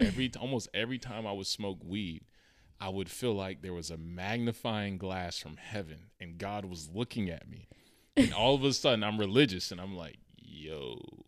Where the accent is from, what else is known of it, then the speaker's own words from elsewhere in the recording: Charlotte, North Carolina, United States; moved away; I went back to my city, uh, we're from Charlotte